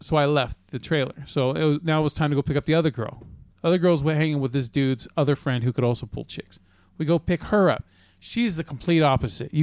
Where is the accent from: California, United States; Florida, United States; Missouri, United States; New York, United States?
California, United States; North Highlands; North Highlands